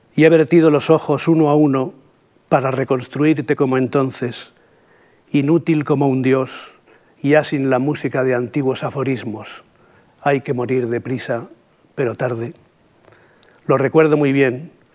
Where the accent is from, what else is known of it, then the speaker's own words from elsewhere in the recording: Catalonia, Spain; first language Spanish; los catalanes tenemos la ambigua fortuna también de ser bilingües, ¿no? de manera que mi primera lengua es el castellano, pero mi segunda lengua es el catalán